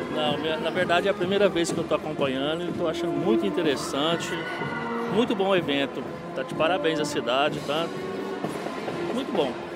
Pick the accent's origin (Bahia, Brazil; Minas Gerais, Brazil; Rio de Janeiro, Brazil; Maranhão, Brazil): Minas Gerais, Brazil; interior of; moved away; eu sou do interior de Minas